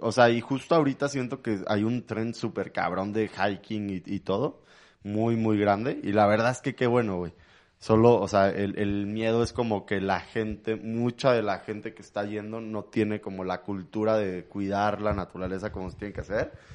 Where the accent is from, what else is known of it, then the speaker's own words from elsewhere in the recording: Mexico City, Mexico; also born or lived in London; nací en México, en la Ciudad de México